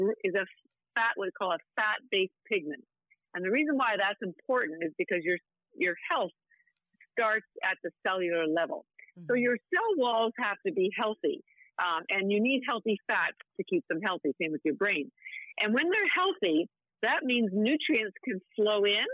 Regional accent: Canada; I'm Canadian

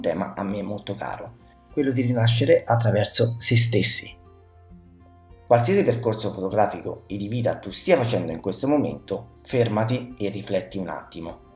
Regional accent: Soriano nel Cimino, Lazio, Italy; A tredici anni vivevo a Soreno nel Cimino, mio paese natio

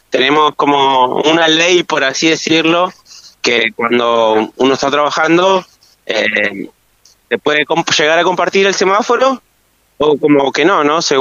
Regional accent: Río Gallegos, Santa Cruz, Argentina; Yo soy nacido y criado acá

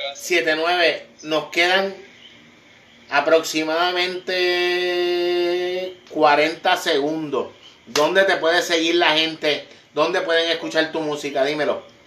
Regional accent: Puerto Rico; como boricua

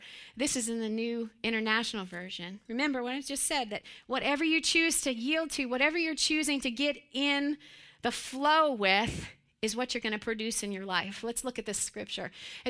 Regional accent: Pennsylvania, United States; But I grew up in Western Pennsylvania. Joseph and I grew up there.

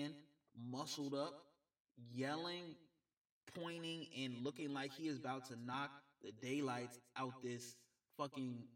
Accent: Georgia, United States; my home state of Georgia

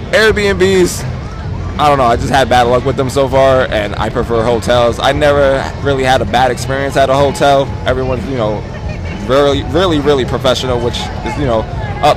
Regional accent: New York City, New York, United States; I'm from Harlem

